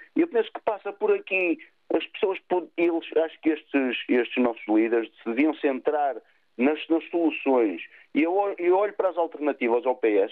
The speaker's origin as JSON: {"language": "Portuguese", "town": "Vila Nova de Gaia", "region": "Porto District", "country": "Portugal", "said": "Eu sou aqui de Vila Nova de Gaia"}